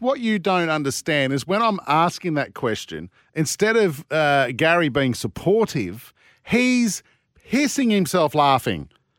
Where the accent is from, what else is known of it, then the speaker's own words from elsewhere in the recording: Birrong, New South Wales, Australia; I'm from Birrong, mate. Birrong boys high.